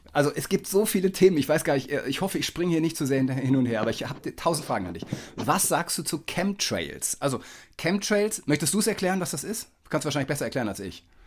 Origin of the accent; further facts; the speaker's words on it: Kiel, Schleswig-Holstein, Germany; ich als Kieler kenne ja die Kieler Woche